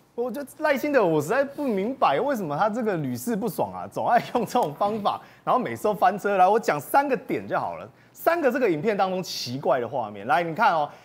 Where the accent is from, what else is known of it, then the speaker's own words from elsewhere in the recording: Yilan County, Taiwan; 我也是宜兰人，所以我也常常去这个东门夜市